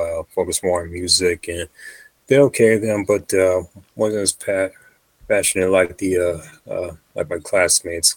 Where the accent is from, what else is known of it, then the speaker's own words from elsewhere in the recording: Fremont, California, United States; also born or lived in Hayward, California; I've been in the Bay my whole life. Born in Hayward, Fremont is my hometown. Moved there from when I was two, and relocated back to Hayward when I was 17